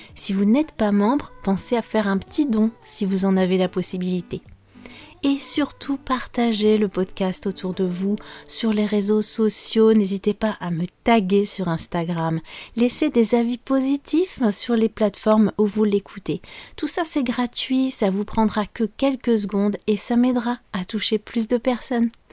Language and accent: French; France; je suis française